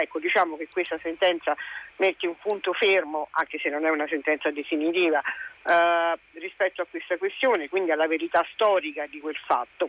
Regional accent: province of Caserta, Campania, Italy; Lavorando in campagna, sul mio territorio, in provincia di Caserta

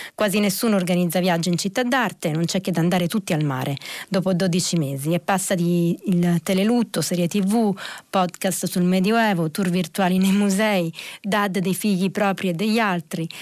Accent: Reggio Calabria, Calabria, Italy; io sono calabrese

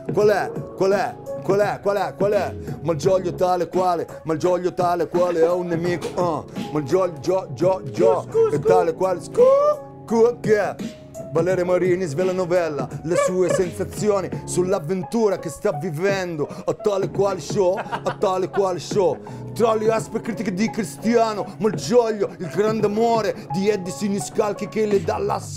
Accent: Rome, Lazio, Italy; sono cose che noi che siamo di Roma Nord abbiamo sempre fatto

